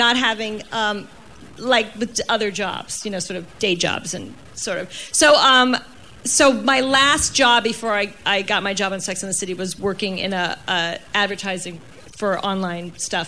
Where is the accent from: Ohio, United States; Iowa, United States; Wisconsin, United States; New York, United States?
New York, United States; I was in my late 30s single, and I'm from New York